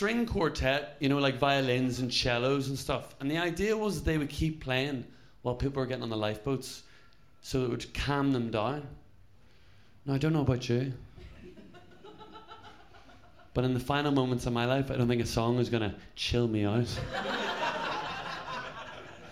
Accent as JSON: {"language": "English", "town": "Belfast", "region": "Northern Ireland", "country": "United Kingdom", "said": "I'm from Northern Ireland, but, like, my parents are from down here"}